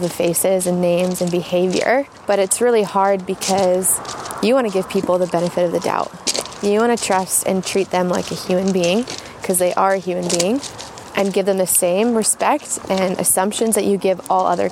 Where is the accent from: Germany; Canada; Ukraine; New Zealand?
Canada; Abbotsford, British Columbia; also born or lived in Los Angeles, United States / Vancouver, Canada; I was born in Abbotsford and then spent all my days in Abbotsford until about 5 years ago